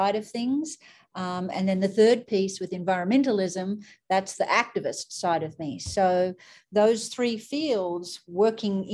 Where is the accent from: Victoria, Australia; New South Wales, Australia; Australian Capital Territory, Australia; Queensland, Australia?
New South Wales, Australia; Sydney; moved away as an adult; now in United States; So I grew up in Australia. I grew up in Sydney, and my family lived in the heart of Sydney.